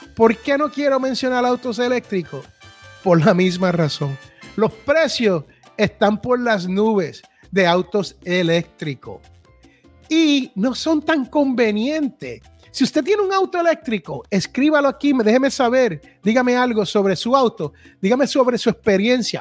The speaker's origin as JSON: {"language": "Spanish", "country": "Puerto Rico", "tie": "born or raised there", "moved": "yes", "lives_now": "United States", "said": "allá donde yo me crié en Puerto Rico"}